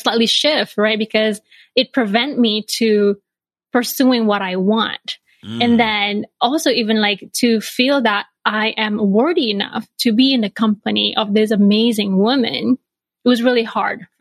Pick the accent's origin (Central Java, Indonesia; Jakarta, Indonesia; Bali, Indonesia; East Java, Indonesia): Bali, Indonesia; moved away as an adult; now in Chicago, United States; I grew up in Bali, Indonesia